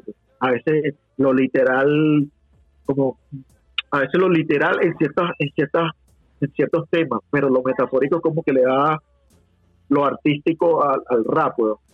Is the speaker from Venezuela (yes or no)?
yes; Venezuela; yo soy venezolano y en mi casa se escuchaba salsa de carajito